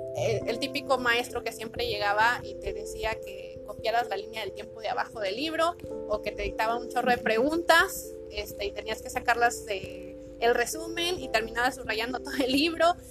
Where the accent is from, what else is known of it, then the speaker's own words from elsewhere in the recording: Saltillo, Coahuila, Mexico; los que somos de Saltillo